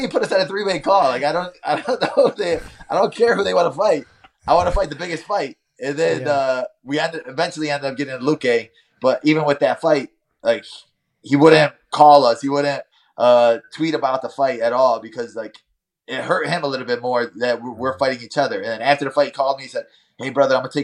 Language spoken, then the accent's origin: English; Chicago, Illinois, United States; I'm from Chicago.